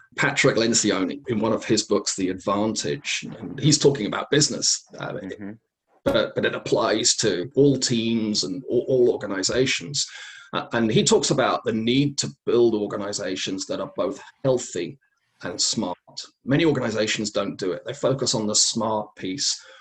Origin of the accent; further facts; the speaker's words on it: England, United Kingdom; Growing up in England